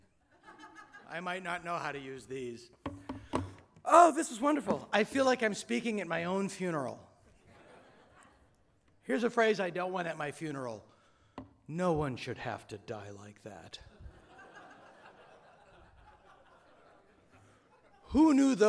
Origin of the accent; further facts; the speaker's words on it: Hopedale, Massachusetts, United States; my hometown of Hopedale, Mass